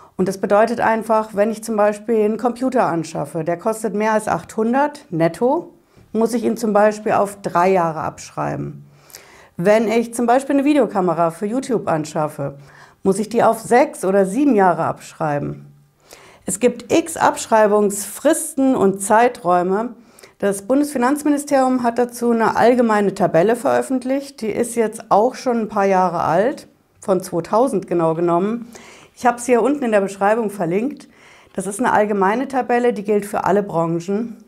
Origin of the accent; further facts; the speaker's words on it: Frankfurt am Main, Hesse, Germany; Bei uns in Frankfurt auf der Hanauer Landstraße